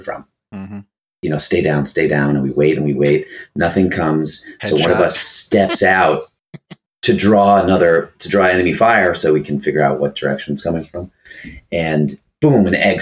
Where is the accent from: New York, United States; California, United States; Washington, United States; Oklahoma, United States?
New York, United States; New York City; I grew up in New York City